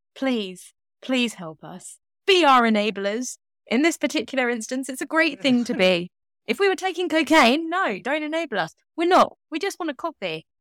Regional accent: United Kingdom; accent: British; my accent is not considered lovely, warm, and British. I mean, it's definitely British

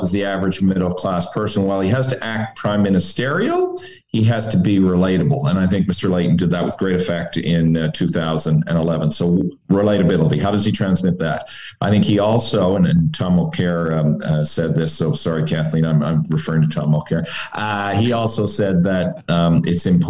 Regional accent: Newfoundland and Labrador, Canada; as a Newfoundlander and Labradoran

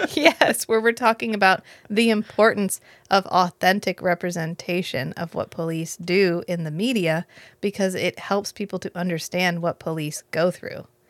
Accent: United States; we're American

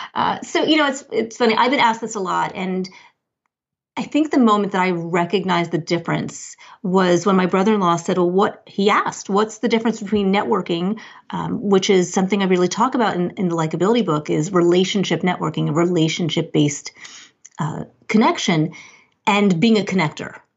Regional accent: New Jersey, United States; I'm a Jersey girl

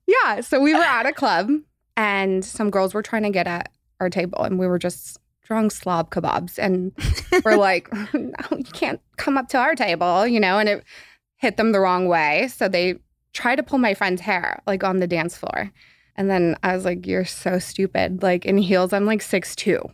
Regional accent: Los Angeles, California, United States; born or raised there

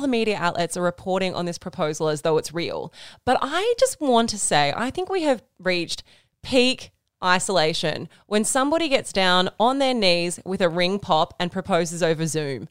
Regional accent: Wollongong, New South Wales, Australia; now in Sydney, Australia; we are from Wollongong.

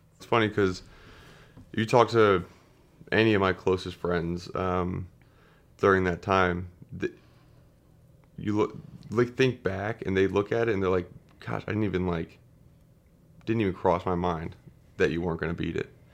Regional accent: Wayne, Pennsylvania, United States; also born or lived in Saint Louis, Missouri; I was born in Saint Louis, Missouri, and then we moved to, uh, Wayne, Pennsylvania, right outside of Philadelphia, when I was about four years old. So I, I grew up there and went to high school there

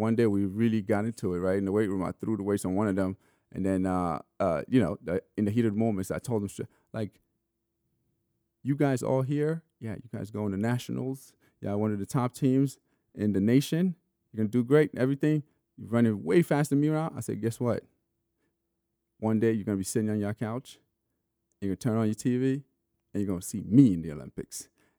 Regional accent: Sierra Leone; born there; I was born in Sierra Leone, but I mean, it was just at better hospital.

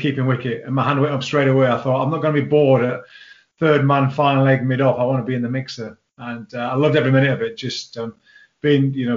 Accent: Cumbria, North West England, United Kingdom; growing up in the Cumbrian leagues

